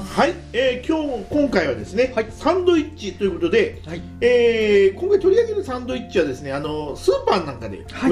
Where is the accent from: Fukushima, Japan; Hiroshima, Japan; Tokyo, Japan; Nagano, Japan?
Tokyo, Japan; now in Hokkaido, Japan; 私東京出身なんですよね